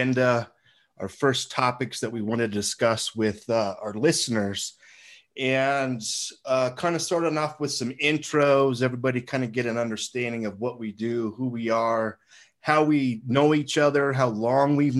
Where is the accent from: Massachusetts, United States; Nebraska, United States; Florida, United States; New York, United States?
Nebraska, United States; Seward; I was born and raised in Seward, Nebraska.